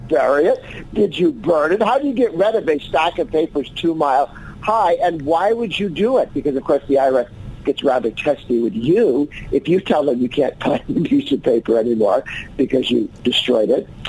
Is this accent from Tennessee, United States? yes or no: no; Massachusetts, United States; moved away; I grew up in Massachusetts